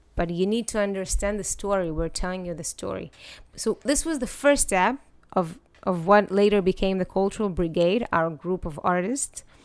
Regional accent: Netanya, Central District, Israel; also born or lived in Ukraine; I grew up in Netanya

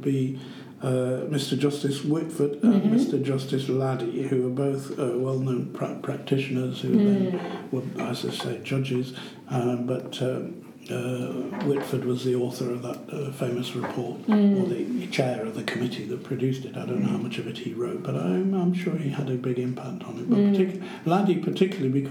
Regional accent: Syria; moved away; also born or lived in United Kingdom / United States; I came from Syria originally

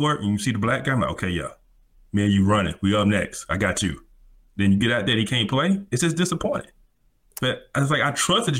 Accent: the South, United States; So I'm from the South.

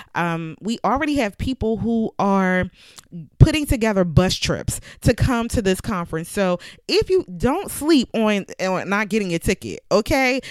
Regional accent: Philadelphia, Pennsylvania, United States; I'm from Philly

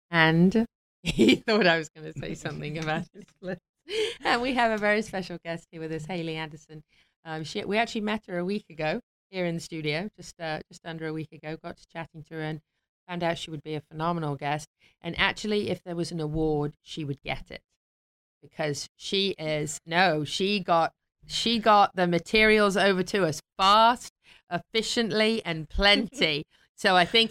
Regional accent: England, United Kingdom; moved away; I grew up in England

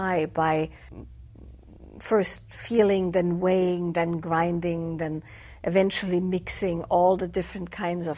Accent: Austria; the area where I grew up in Austria is Celtic by origin

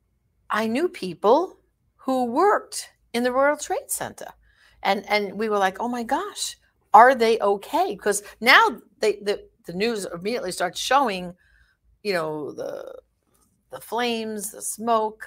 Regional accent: New York City, New York, United States; I was born and raised in Brooklyn

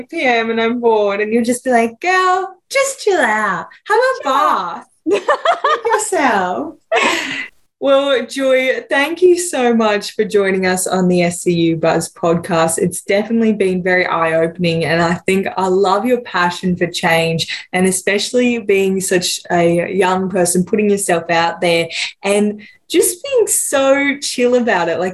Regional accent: Lismore, New South Wales, Australia; growing up here

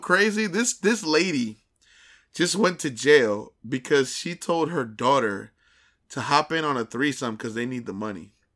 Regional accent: New Brunswick, New Jersey, United States; we're from the New Brunswick area, exit nine.

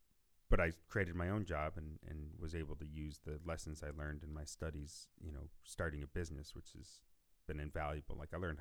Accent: Northwest Ohio, United States; also born or lived in Columbus, Ohio; I grew up in Northwest Ohio. I moved to Columbus to go to Ohio State

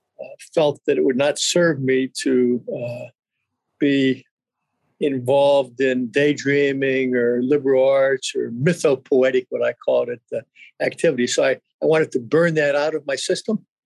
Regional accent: Midwest, United States; I grew up in the Midwest, Renee, and got a traditional Midwestern background

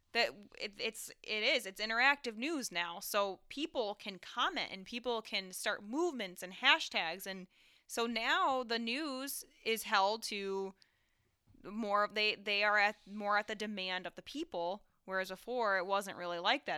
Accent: Owego, New York, United States; where I grew up in Owego and the surrounding towns

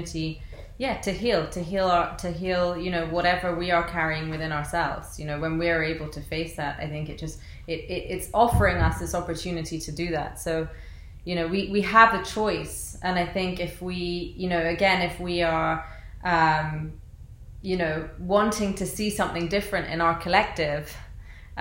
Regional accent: London, United Kingdom; I was born and raised in London, England, and my parents are from Iraq

